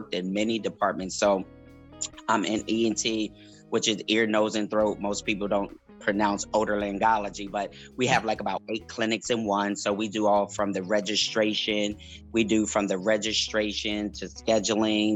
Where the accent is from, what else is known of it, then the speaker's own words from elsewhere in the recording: Harrisburg, Pennsylvania, United States; moved away as an adult; now in Maryland, United States; I'm originally from Harrisburg, PA, born and raised